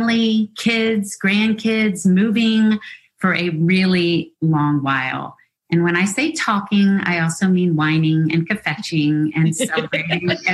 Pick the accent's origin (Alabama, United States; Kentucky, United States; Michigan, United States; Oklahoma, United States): Alabama, United States; Birmingham; it is in my hometown. It is Thank You Books in Birmingham, Alabama